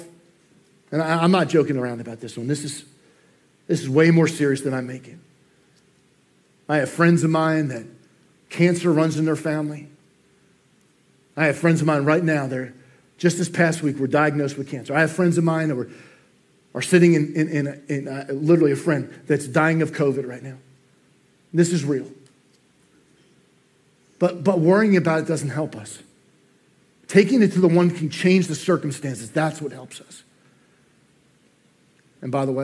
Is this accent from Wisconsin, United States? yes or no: no; New Jersey, United States; moved away; I'm from New Jersey, I can't say worry right